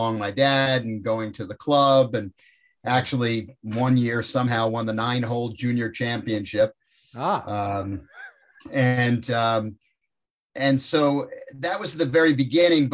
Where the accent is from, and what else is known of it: Westchester County, New York, United States; born or raised there